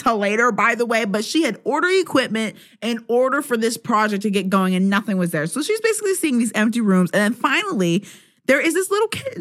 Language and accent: English; Pennsylvania, United States; where I grew up in Pennsylvania